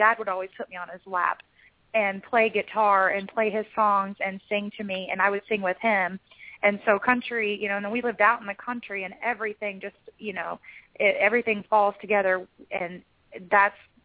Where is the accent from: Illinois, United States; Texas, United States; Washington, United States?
Illinois, United States; southern; also born or lived in Louisiana; raised in southern Illinois